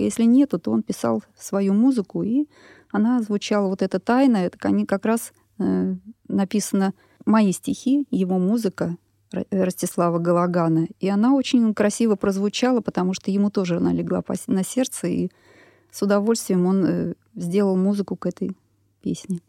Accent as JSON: {"language": "Russian", "region": "Moscow", "country": "Russia", "tie": "born or raised there", "said": "Я москвичка, родилась на Красной Пресне. Жила там до шести лет, потом переехали в Тушинский район, и по сей день живу сейчас там с семьей"}